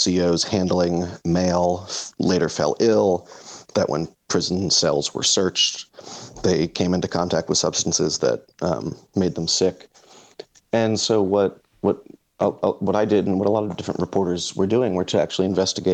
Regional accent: Philadelphia, Pennsylvania, United States; I'm from Philadelphia

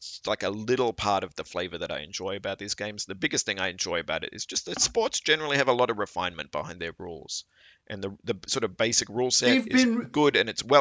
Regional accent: Australia; am an Australian, and you know, Australia is a sporting culture, and I grew up watching a lot of sports.

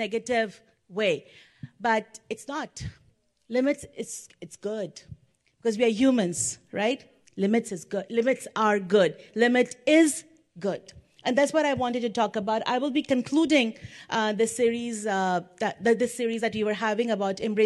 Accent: India; moved away; I'm from India. And the time when I was in India, my family and the society at that time, the cultural background was such that parents expected their children to do well.

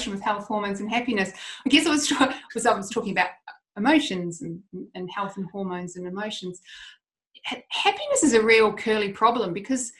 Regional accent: Christchurch, Canterbury, New Zealand; I'm from Christchurch, so my family went through all the Christchurch earthquakes

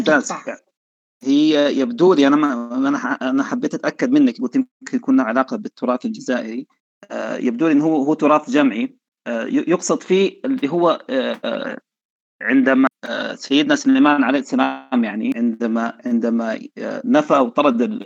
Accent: Sudan; احنا عندنا في السودان

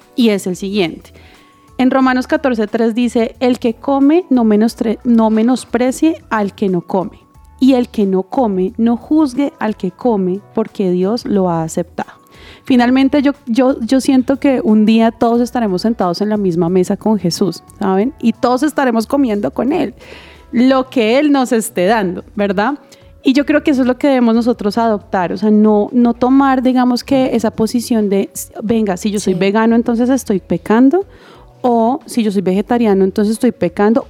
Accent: Bogotá, Colombia; also born or lived in Santander; yo nací en Bogotá, pero toda mi familia es santanderiana

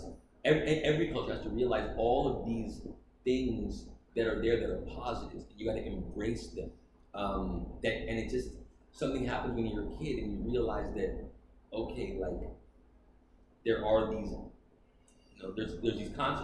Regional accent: Toronto, Ontario, Canada; moved away as an adult; now in Atlanta, United States; I grew up in Toronto

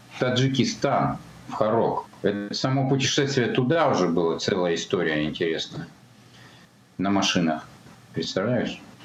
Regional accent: Almaty, Kazakhstan; Я родился в Алмате в 1960 году.

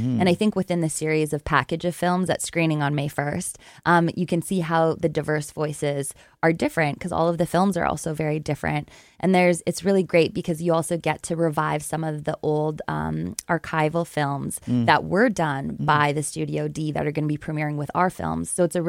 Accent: Lesser Slave Lake, Alberta, Canada; I'm Cree, and I'm from Northern Alberta. I'm actually from the area where we made the film in Lesser Slave Lake. That's where my family is from, and that's where I grew up half of the time.

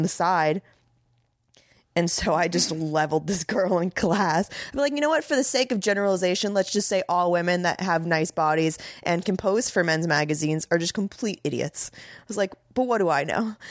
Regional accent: Tampa, Florida, United States; also born or lived in Miami; raised in Tampa

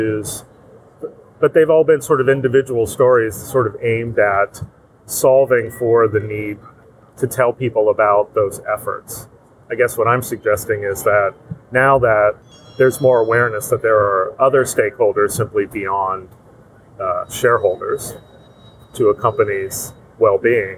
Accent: Pittsburgh, Pennsylvania, United States; I grew up in Pittsburgh

